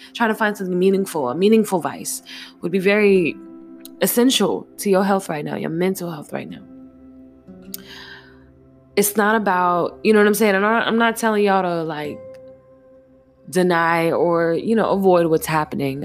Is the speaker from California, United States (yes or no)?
no; Jacksonville, Florida, United States; also born or lived in Virginia; I'm from Duval County, so, you know what I'm saying, by way of Virginia. So I grew up having to be sharp with the tongue